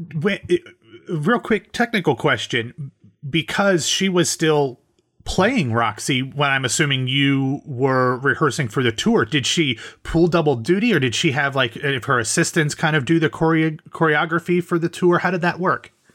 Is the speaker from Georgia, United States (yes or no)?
no; Columbus, Ohio, United States; I'm from Ohio